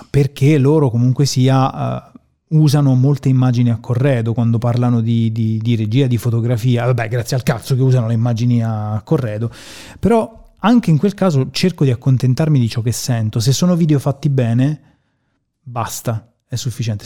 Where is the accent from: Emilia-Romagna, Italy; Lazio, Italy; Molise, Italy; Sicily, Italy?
Molise, Italy; Termoli; non da milanese, da termolese